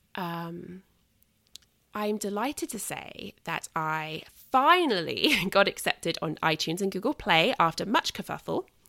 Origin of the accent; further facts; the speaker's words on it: United Kingdom; as a Brit